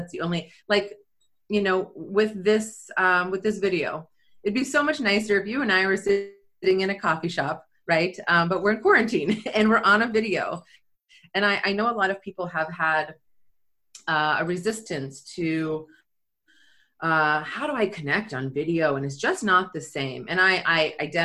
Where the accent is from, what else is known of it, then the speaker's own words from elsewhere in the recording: Silicon Valley, California, United States; moved away as an adult; also born or lived in Florence, Italy; I'm born and raised in Silicon Valley.